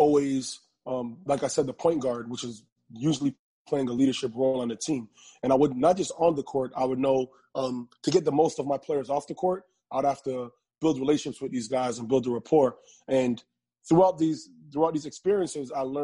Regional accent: Toronto, Ontario, Canada; I'm from Toronto, Ontario

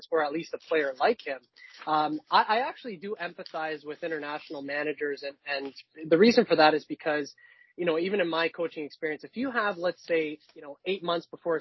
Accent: Canada; as a Canadian

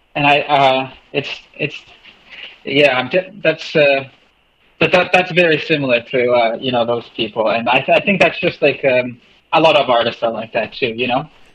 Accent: Selkirk, Manitoba, Canada; now in Hamilton, Canada; I grew up. I was born in Selkirk, Manitoba, just outside of Winnipeg

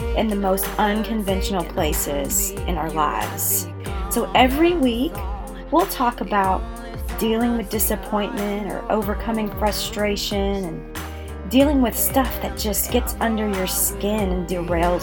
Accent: Texas, United States; we are from Texas

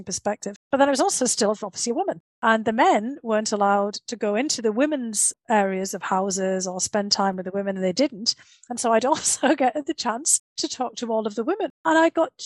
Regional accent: Bishop Auckland, North East England, United Kingdom; moved away as an adult; also born or lived in St Andrews, Scotland / United States; my hometown of Bishop Auckland had one of the last Roman forts

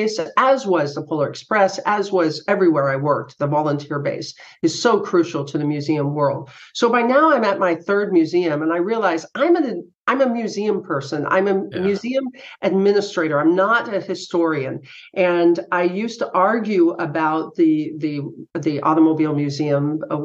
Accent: East Bay area, California, United States; moved away as an adult; now in Sacramento, United States; Originally, I was from the East Bay area

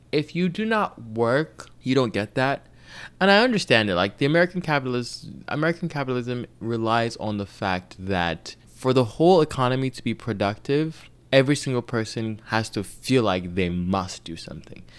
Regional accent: Nigeria; I'm Nigerian

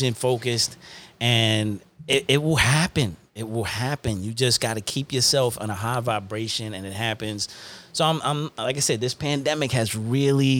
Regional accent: New York, United States; also born or lived in Uniondale / Hempstead; I'm from New York

